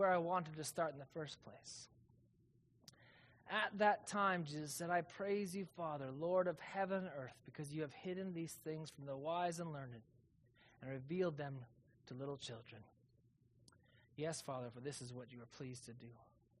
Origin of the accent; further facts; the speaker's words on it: Calgary, Alberta, Canada; now in Kelowna, Canada; I'm from Calgary